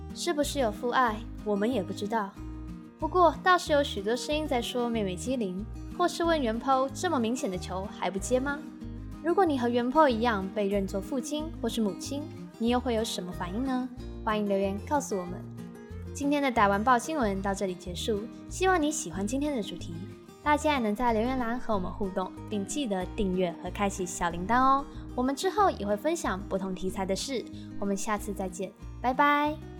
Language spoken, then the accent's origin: Chinese; Taiwan; 身为台湾人，从小的教育不一定有 A、B、C， 但一定有 Pokemon